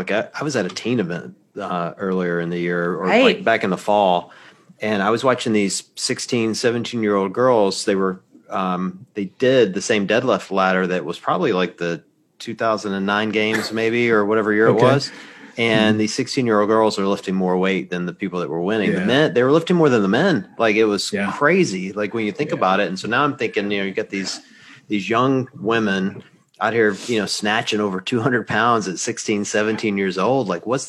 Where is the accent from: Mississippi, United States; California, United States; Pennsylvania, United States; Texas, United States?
Mississippi, United States; moved away as an adult; now in Ohio, United States; So I'm originally from Mississippi, born and raised, but I've lived in Ohio for 25 years, which is why I don't have much of a Southern accent.